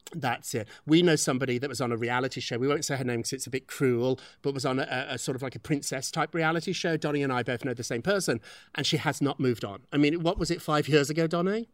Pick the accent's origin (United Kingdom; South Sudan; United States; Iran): United Kingdom; moved away; We're British